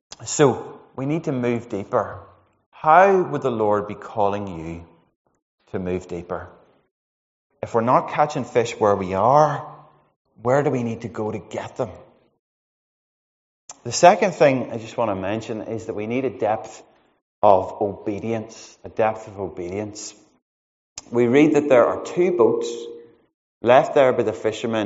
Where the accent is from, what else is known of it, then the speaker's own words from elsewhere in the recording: Monaghan, County Monaghan, Ireland; I'm from Monaghan